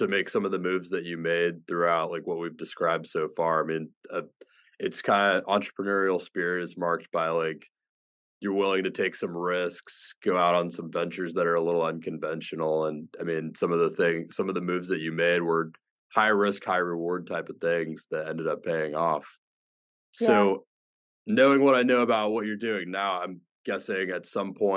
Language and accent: English; Florida, United States; I grew up in Florida too